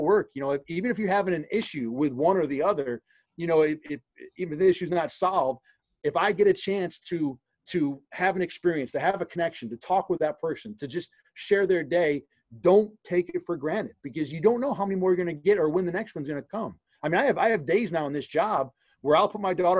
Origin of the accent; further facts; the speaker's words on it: Rochester, New York, United States; also born or lived in Binghamton, New York; being from Rochester, to spend all but 1 year in my hometown